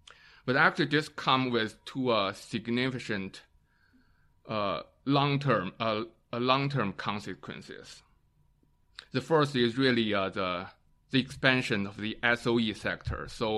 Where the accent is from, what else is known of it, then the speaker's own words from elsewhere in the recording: Northeast China, China; and by the way, I'm also originally from the Northeast area.